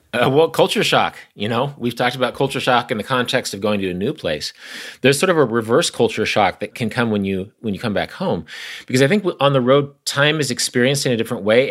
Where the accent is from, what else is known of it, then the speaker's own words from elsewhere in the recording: Kansas, United States; I'm from Kansas. My sister lives less than two miles from where I'm talking to you right now.